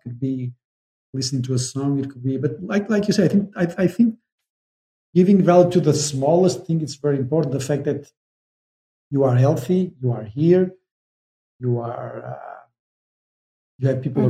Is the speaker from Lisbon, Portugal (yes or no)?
no; Espinho, Aveiro District, Portugal; I'm from Espinho.